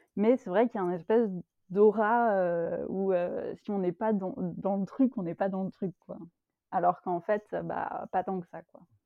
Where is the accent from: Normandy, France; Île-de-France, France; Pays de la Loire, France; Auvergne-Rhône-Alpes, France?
Île-de-France, France; Paris region; moved away as an adult; now in Belgium; j'habite en Belgique, mais j'ai longtemps habité en France, où je suis née, donc en région parisienne.